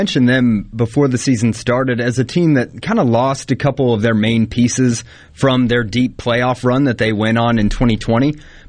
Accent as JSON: {"language": "English", "area": "near Alpharetta", "region": "Georgia", "country": "United States", "tie": "born or raised there", "moved": "yes"}